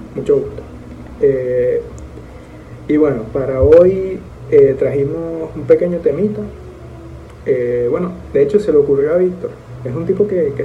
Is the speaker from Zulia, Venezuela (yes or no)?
yes; Maracaibo, Zulia, Venezuela; now in Dominican Republic; venezolanos, los dos, maracuchos de hecho